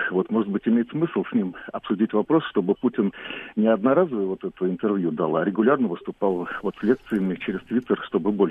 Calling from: Cheboksary, Chuvashia, Russia

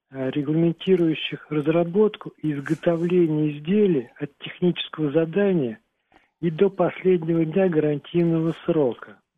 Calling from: Krasnoyarsk, Krasnoyarsk Krai, Russia; я из Красноярска.

